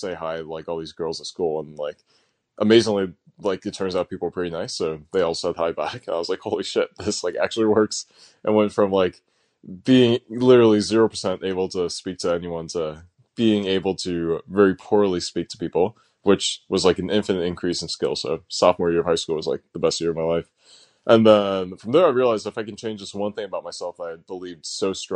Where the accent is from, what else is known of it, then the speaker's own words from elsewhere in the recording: suburbs of Chicago, Illinois, United States; also born or lived in New Jersey; spent most of my childhood growing up actually in the Midwest, so in suburbs of Chicago.